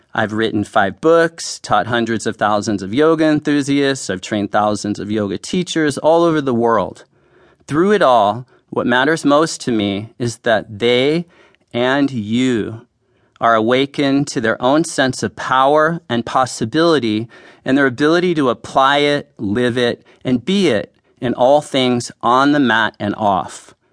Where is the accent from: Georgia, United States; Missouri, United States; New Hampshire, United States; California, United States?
California, United States; San Francisco; I grew up in San Francisco